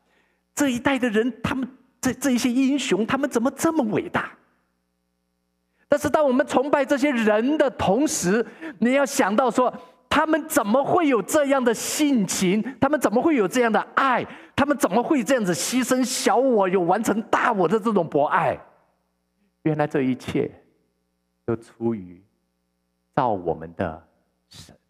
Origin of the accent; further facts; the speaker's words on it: Taiwan; now in Vancouver, Canada; 牧师以前认识一个认识一个老朋友，他是跟我一起从从台湾移民到加拿大的。